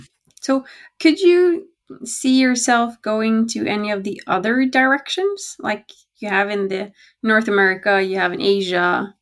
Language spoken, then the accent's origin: English; Oslo, Norway; It's in my hometown, so it's Oslo.